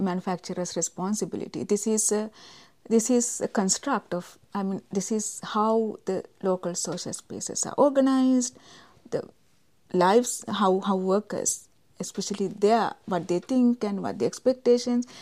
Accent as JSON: {"language": "English", "country": "Sri Lanka", "said": "I'm from Sri Lanka"}